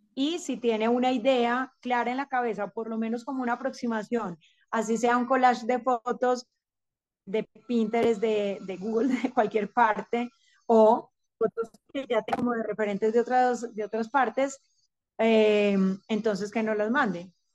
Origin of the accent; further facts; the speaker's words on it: Rionegro, Antioquia, Colombia; crecí en el campo, crecí en Río Negro, actualmente vivo otra vez acá